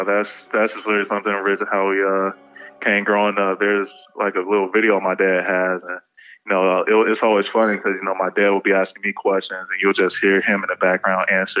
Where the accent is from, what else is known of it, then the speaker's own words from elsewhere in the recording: Atlanta, Georgia, United States; moved away as an adult; also born or lived in Virginia; growing up in Atlanta